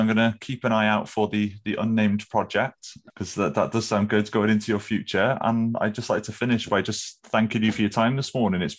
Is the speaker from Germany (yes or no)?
no; Welsh, Wales, United Kingdom; Georgia, I'm Welsh too.